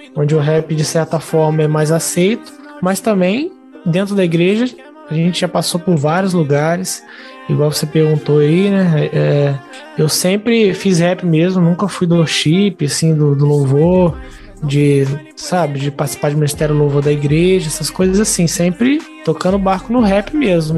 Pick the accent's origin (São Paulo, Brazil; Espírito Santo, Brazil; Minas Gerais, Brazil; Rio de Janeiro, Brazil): Rio de Janeiro, Brazil; Volta Redonda; Eu sou de Volta Redonda, Rio de Janeiro